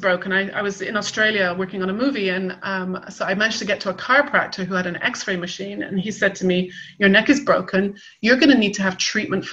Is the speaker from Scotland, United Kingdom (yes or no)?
no; West Country, South West England, United Kingdom; I grew up in the West Country